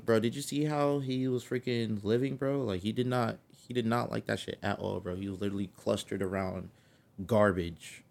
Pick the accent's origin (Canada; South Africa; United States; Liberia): United States; California; accent: California; my California accent